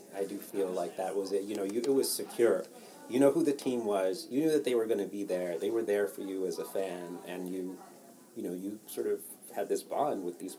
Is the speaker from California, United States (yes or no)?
no; Baltimore, Maryland, United States; so I grew up in Baltimore